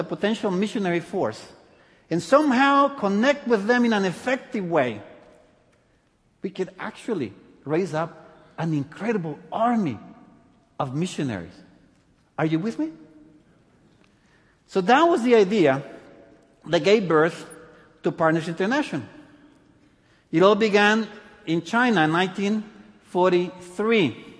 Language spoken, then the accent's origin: English; El Salvador; born there; also born or lived in many countries; Anyway, I was born in El Salvador. I lived in many countries.